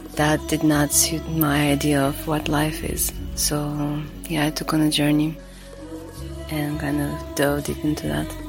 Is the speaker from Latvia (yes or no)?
yes; Latvia; now in Bali, Indonesia; I was born in Latvia. I do not live there since uh, a long while. I live in Bali